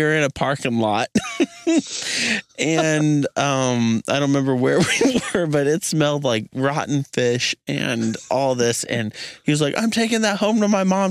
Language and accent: English; Missouri, United States; being from Missouri specifically it's not like we're from Hollywood or Chicago